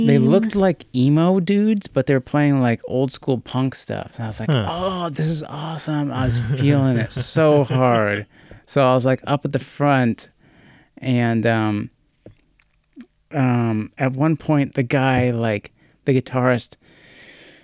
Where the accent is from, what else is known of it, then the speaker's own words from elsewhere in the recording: United States; as an American